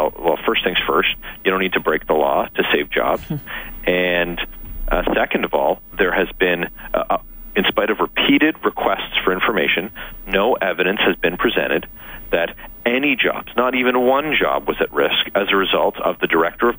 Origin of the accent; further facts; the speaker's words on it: Canada; but just as a Canadian, I'm fully gripped by the very devastating reality of that situation.